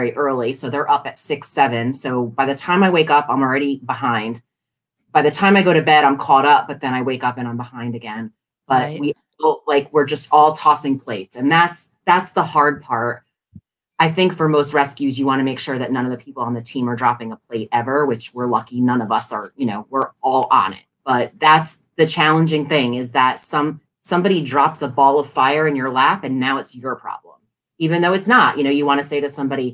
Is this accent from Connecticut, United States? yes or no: yes; Connecticut, United States; now in Washington, D.C., United States; I'm from Connecticut